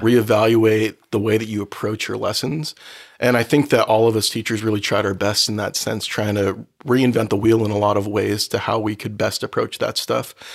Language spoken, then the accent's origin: English; Oceanside, California, United States; also born or lived in Los Angeles County, California; I grew up in Oceanside